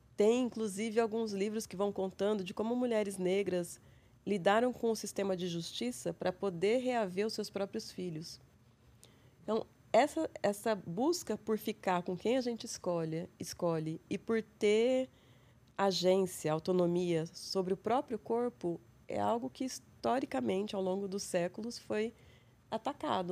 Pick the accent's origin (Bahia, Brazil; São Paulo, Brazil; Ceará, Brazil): São Paulo, Brazil; São José do Rio Preto; accent: interior; moved away as an adult; also born or lived in Londrina / Austin, Texas; now in São Paulo, Brazil; Eu sou do interior, como meu sotaque demonstra. sou de São José do Rio Preto, interior de São Paulo.